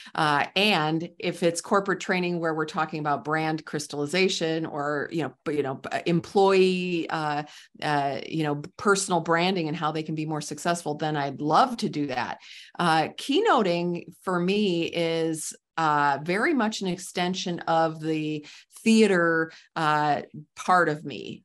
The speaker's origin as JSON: {"language": "English", "region": "Midwest", "country": "United States", "said": "I'm from the Midwest, so I call it pop"}